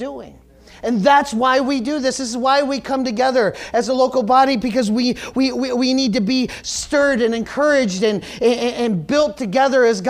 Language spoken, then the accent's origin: English; United States; being American